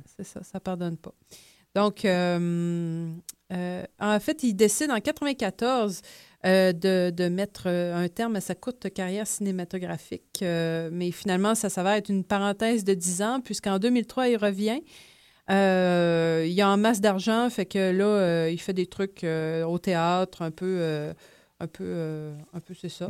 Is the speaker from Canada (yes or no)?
yes; Pintendre, Quebec, Canada; also born or lived in Lévis; je viens de Pintan, mais maintenant, c'est le Grand Lévis